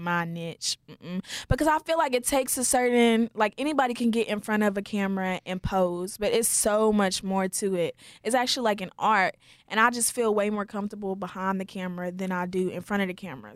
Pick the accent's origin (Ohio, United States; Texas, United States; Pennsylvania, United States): Texas, United States; Wichita Falls; I was born and raised in Wichita Falls, Texas